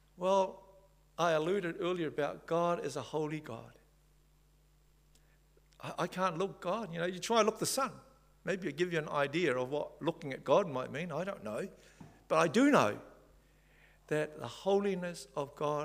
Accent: Samoa; moved away; also born or lived in Whangarei, New Zealand; I come from Samoa

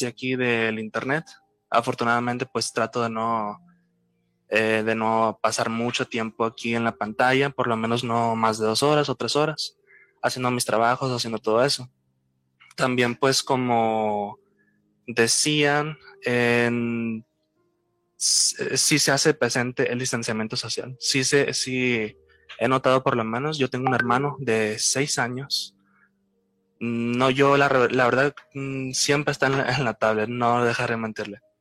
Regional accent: Culiacán, Sinaloa, Mexico; soy originario de México, de Culiacán, Sinaloa

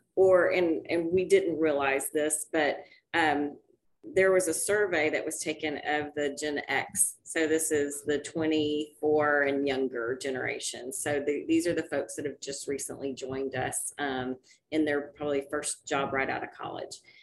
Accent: Dallas, Texas, United States; I actually grew up in Dallas

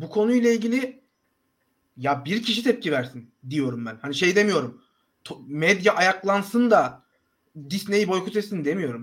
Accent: Akhisar, Manisa, Turkey; ben Akisarlıyım

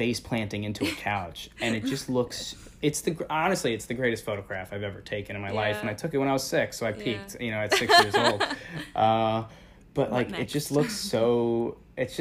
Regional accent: Northeast tri-state area, United States; born and raised in the Northeast tri-state area.

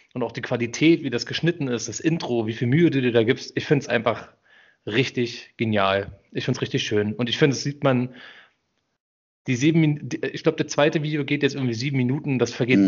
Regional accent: Germany; wo ich herkomme. Ich sag Deutschland

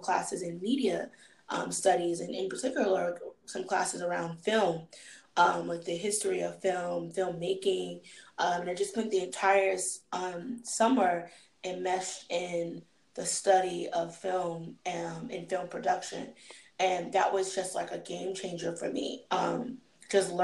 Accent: Boston, Massachusetts, United States; moved away as an adult; also born or lived in Virginia; I'm not from Virginia, I'm actually from Boston.

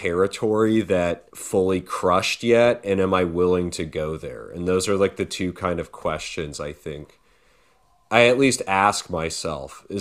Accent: California, United States; I'm from California and it's just not a very academic-y place

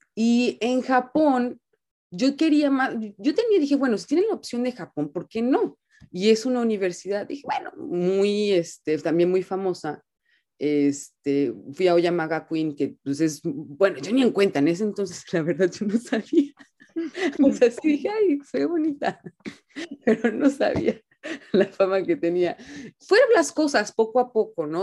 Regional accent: Puerto Vallarta, Jalisco, Mexico; moved away as an adult; now in Japan; nací y crecí en Vallarta

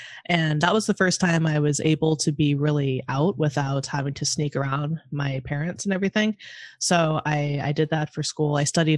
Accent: Monterey, California, United States; moved away as an adult; also born or lived in Santa Cruz, California / Los Angeles, California; now in Chicago, United States; So I was born and raised in California. I'm 100% a California person, and I lived in various parts of California. And so I grew up in Monterey

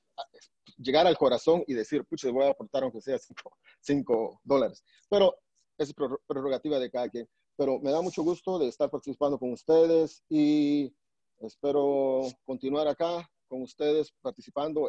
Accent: Alta Verapaz, Guatemala; also born or lived in Salamá; now in Virginia, United States; soy de Guatemala, nací en Salamá, pero crecí en Alta Verapaz

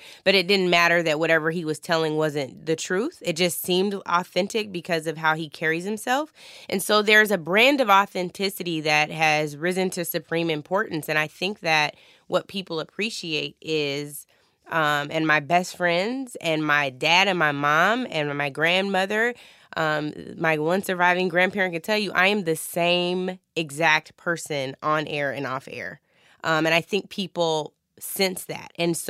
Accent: Washington, United States; I have it on right now that says 206. That is the wonderful area code for my hometown, and I feel so, so blessed to have been to have grown up there

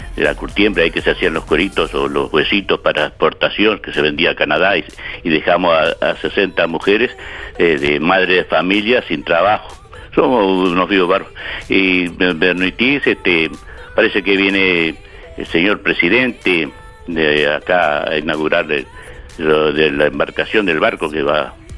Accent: Uruguay; Acá somos los uruguayos

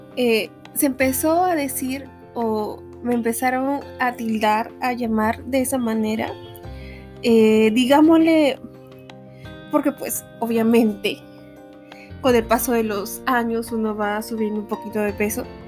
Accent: Peru; soy peruana, una peruana muy orgullosa.

